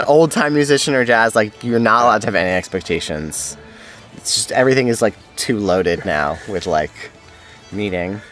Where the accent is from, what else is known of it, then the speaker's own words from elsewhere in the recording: New York, United States; growing up in New York